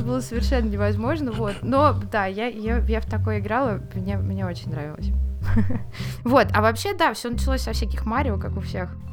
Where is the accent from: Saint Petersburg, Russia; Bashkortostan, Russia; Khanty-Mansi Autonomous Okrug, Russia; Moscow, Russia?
Moscow, Russia; я из Москвы